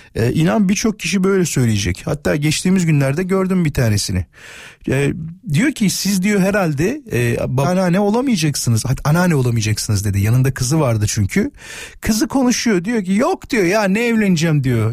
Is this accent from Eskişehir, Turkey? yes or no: no; İzmit, Kocaeli, Turkey; Ben İzmitliyim biliyorsunuz ve Körfez'de yaşıyor benim ailem